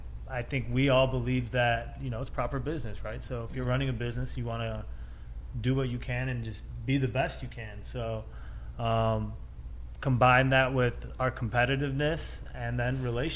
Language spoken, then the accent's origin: English; Cleveland, Ohio, United States; we're from Cleveland.